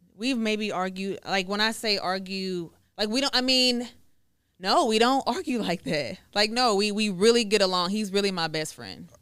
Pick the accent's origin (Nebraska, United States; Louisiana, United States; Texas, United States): Texas, United States; Woodway; also born or lived in Dallas, Texas / Hewitt, Texas / Waco, Texas; I grew up in Woodway